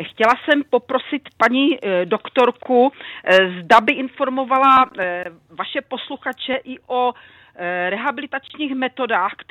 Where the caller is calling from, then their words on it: South Bohemian Region, Czechia; Dobrý den, jsem posluchačka z Třeboňska, je mi 72 let.